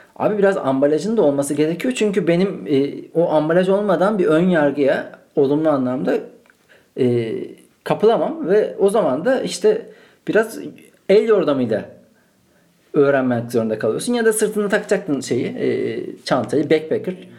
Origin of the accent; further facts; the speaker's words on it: Malatya, Turkey; now in Istanbul, Turkey; Ben onu Malatya'da doğdum. Şu an İstanbul'dayım.